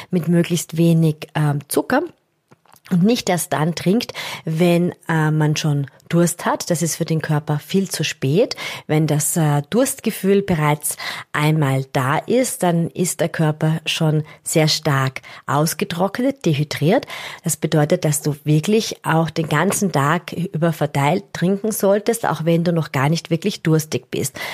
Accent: Austria; Das ist für uns als, als Österreicher natürlich einmal was ganz anderes. Wir haben relativ oft Höhenmeter äh, bei Wettkämpfen dabei.

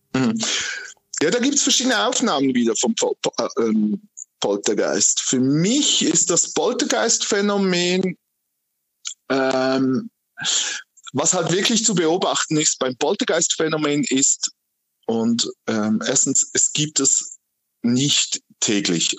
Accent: Aargau, Switzerland; ich als Aargauer

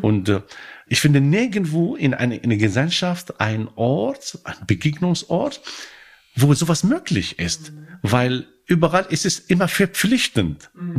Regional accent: Morocco; German is a second language; moved away as an adult; also born or lived in Hannover; now in Germany; Ich komme aus Marokko

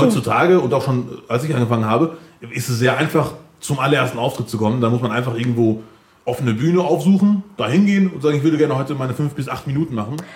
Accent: Bielefeld, North Rhine-Westphalia, Germany; ich bin Bielefelder, was ja auch stimmt

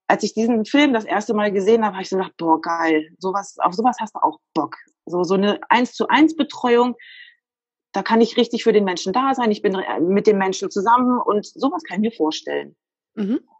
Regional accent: Lower Saxony, Germany; Ich komme aus der Nähe von Wolfsburg.

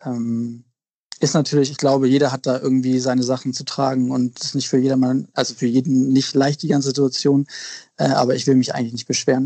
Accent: Lüneburg Heath, Lower Saxony, Germany; moved away as an adult; also born or lived in Australia / Milan / Paris / London; now in Hamburg, Germany; ich bin in Hamburg geboren, und deswegen würde ich mich schon auch als Hamburger bezeichnen. Ich bin äh, zwar auf dem Land groß geworden, also in Niedersachsen in Lüneburger Heide

